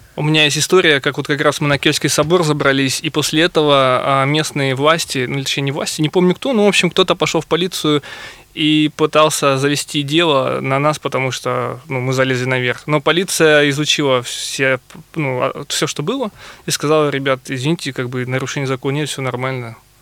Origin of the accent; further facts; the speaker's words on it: Novosibirsk, Novosibirsk Oblast, Russia; я например, из Сибири, из Новосибирска